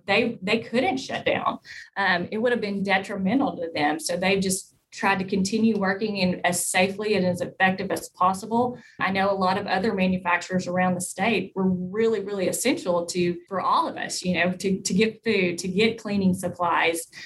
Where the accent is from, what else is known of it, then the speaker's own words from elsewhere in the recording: DeWitt, Arkansas, United States; also born or lived in Jonesboro, Arkansas; I was born and raised in DeWitt, Arkansas, which is a very small town in southeast Arkansas